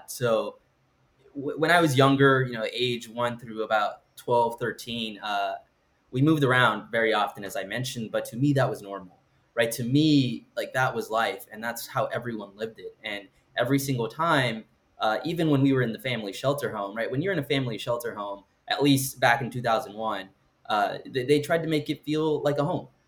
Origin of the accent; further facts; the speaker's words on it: Los Angeles, California, United States; So, uh, as you mentioned, I grew up in Los Angeles, California, uh, but that's kind of actually misleading because I moved around a lot through Southern California